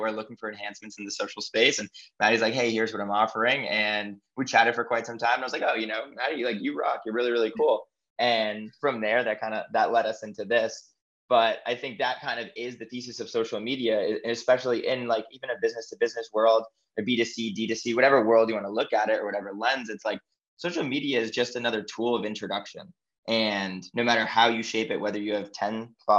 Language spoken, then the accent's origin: English; Massachusetts, United States; moved away as an adult; also born or lived in Chicago / New York / Los Angeles / Miami; I grew up in Massachusetts, and then at the age of 18, I moved to Chicago for school.